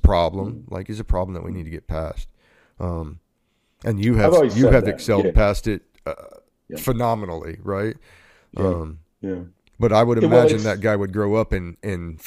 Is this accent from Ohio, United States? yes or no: yes; Ohio, United States; I grew up in Ohio